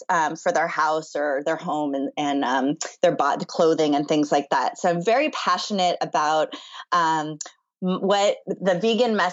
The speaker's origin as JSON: {"language": "English", "town": "Los Angeles", "region": "California", "country": "United States", "tie": "born or raised there", "also_born_or_lived": "Chicago", "said": "I'm in Los Angeles, born and raised"}